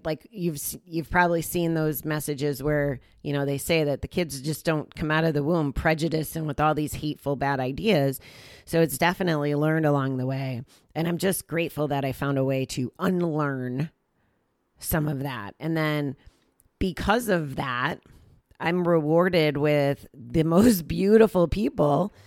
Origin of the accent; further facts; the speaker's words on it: United States; I was here from the States